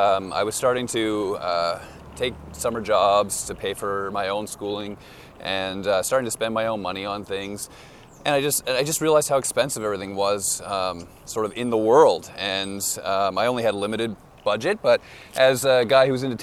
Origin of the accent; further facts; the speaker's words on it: Moncton, New Brunswick, Canada; I'm from the East Coast, Moncton, New Brunswick